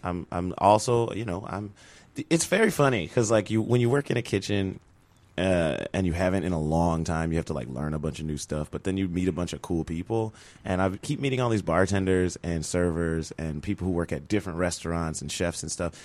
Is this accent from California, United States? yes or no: no; Chicago, Illinois, United States; I'm from Chicago originally